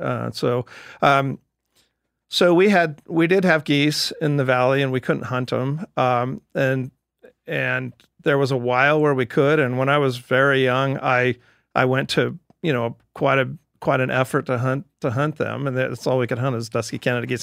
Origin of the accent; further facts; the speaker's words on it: Cottonwood, Idaho, United States; I was born in Cottonwood, Idaho